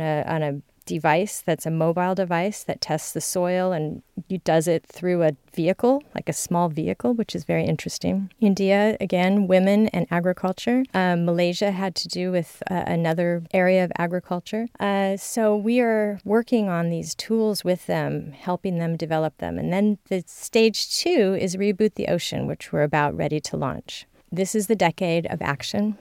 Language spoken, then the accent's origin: English; California, United States; I'm from California